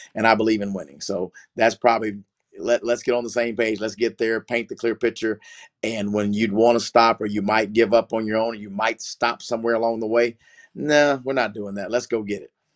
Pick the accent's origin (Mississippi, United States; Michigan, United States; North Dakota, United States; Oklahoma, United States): Oklahoma, United States; Oklahoma City; I, am from Oklahoma City. I grew up in the greater Oklahoma City metro area, really in the country